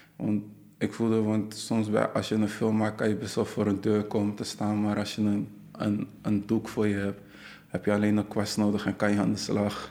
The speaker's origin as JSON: {"language": "Dutch", "country": "Netherlands", "said": "ik kom uit Nederland, maar ze wilde eigenlijk weten van wat is mijn, mijn achtergrond. En ik had even dat, dat ik Ghanese ben."}